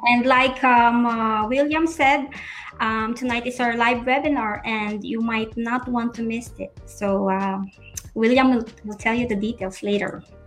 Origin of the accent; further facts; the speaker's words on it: Philippines; moved away as an adult; now in Montreal, Canada; I'm originally from the Philippines. Um, I living I am living here in Montreal